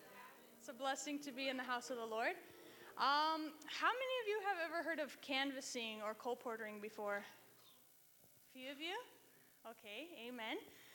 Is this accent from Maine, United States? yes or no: no; Reno, Nevada, United States; I'm from Reno. I go to the university there